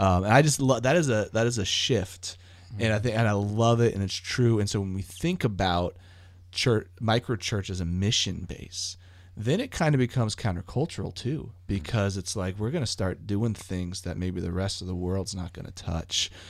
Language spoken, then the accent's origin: English; United States; I'm an American